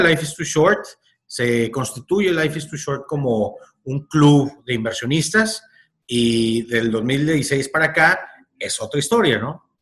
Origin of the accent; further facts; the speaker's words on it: northern Mexico, Mexico; como buen norteño, y norteño quiero decir en todo México, como buen norteño